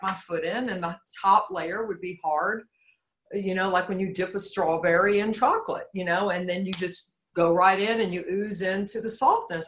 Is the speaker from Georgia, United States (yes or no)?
yes; Georgia, United States; I'm from Georgia. The natural resource here is clay